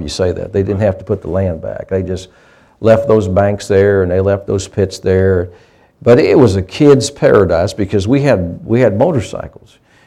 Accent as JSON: {"language": "English", "country": "United States", "tie": "born or raised there", "said": "I grew up in a rural area. I grew up in Pike County"}